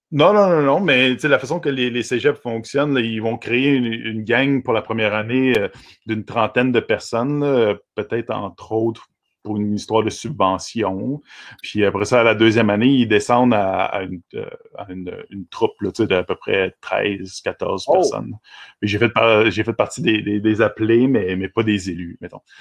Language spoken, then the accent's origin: French; Vaudreuil-Dorion, Quebec, Canada; also born or lived in Pointe-Claire; je suis un gars de, Dorion. En fait, euh, la ville s'appelle maintenant Vaudreuil-Dorion depuis 1994